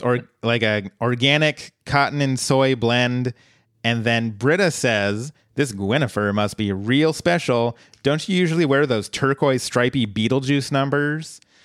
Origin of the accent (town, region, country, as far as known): Colorado, United States; born or raised there; moved away